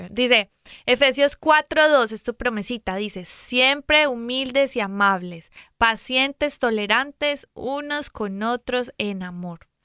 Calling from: Mexico City, Mexico; de la Ciudad de México. Les mando muchos saludos

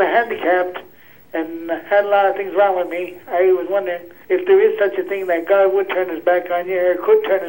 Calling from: Pennsylvania, United States; I'm calling from Asheville, Pennsylvania.

